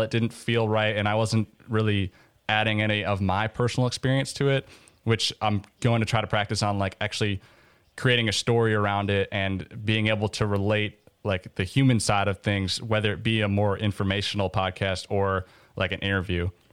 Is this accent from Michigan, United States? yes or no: no; Minnesota, United States; moved away as an adult; now in Oxford, United States; I grew up in Minnesota